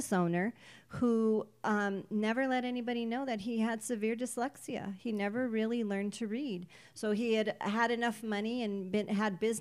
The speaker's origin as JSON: {"language": "English", "town": "Pico Rivera", "region": "California", "country": "United States", "tie": "born or raised there", "also_born_or_lived": "Whittier", "said": "Born and raised in Pico Rivera"}